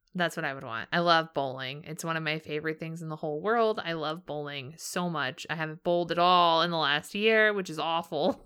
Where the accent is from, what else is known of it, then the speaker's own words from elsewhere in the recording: Southern California, United States; I grew up in Southern California.